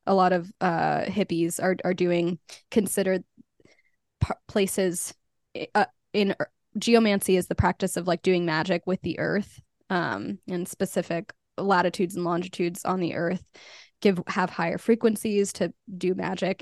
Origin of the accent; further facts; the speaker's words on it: Albuquerque, New Mexico, United States; moved away as an adult; also born or lived in New York; I was born and raised in Albuquerque